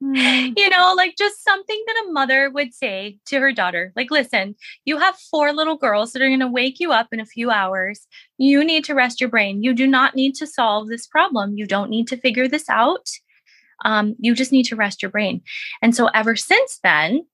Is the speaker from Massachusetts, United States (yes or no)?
yes; Boston, Massachusetts, United States; also born or lived in Plymouth, Massachusetts; I'm from Boston, grew up, you know, born and raised